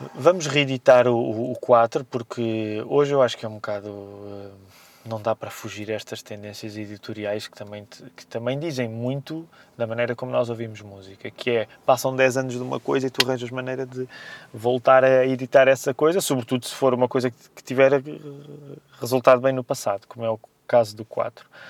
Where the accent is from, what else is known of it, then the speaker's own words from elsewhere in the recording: Amadora, Lisbon, Portugal; o bairro Janeiro, onde cresci na Amadora